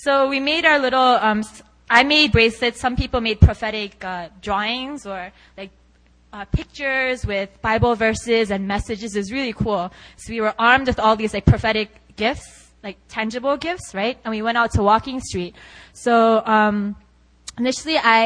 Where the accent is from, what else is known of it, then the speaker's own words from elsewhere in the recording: South Korea; I'm from Korea.